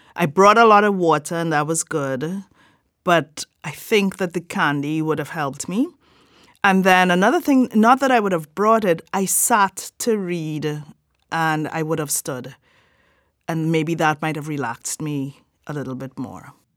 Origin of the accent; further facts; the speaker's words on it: Trinidad & Tobago; I am from Trinidad and Tobago